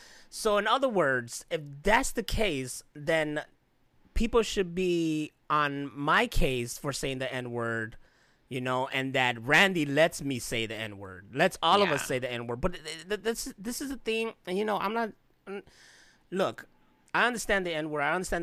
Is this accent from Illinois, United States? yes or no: yes; Chicago, Illinois, United States; from me growing up in Chicago and the hood